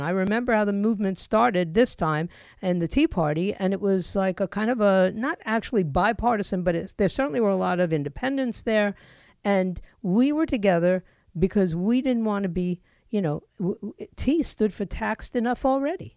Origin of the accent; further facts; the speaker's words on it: New York, United States; moved away; also born or lived in Florida; I grew up in New York